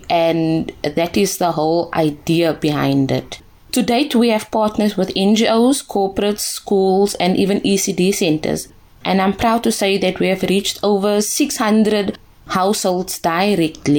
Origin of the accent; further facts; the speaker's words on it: South Africa; I was also chosen as a South African ambassador to the Samsung head office in Seoul in South Korea